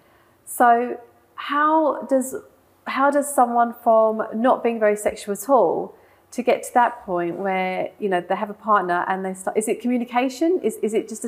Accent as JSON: {"language": "English", "country": "India", "said": "When people find out I'm Indian"}